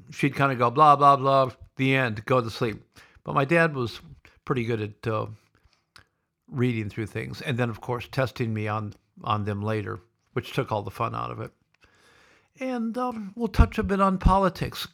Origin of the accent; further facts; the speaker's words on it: Sioux City, Iowa, United States; also born or lived in Boulder, Colorado; now in Victoria, Australia; growing up in Sioux City